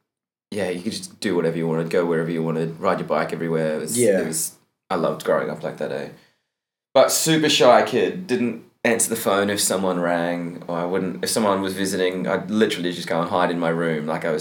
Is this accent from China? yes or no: no; Bowenville, Queensland, Australia; moved away; I'm from a little town called Bowenville in Queensland, Australia. So it's about 3 hours west of Brisbane.